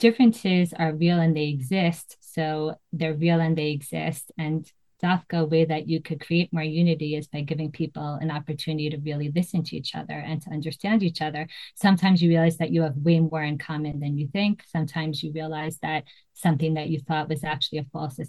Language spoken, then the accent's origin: English; Great Neck, New York, United States; moved away as an adult; now in Israel; I was born in 1979, and I grew up in Great Neck, New York